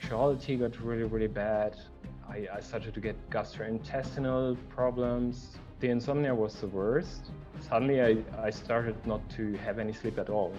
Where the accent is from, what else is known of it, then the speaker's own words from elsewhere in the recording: Germany; I grew up in Germany, in a very central place of Germany